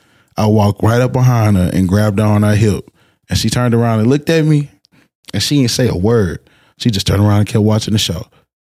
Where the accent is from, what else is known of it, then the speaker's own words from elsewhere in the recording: Houston, Texas, United States; She came to my hometown.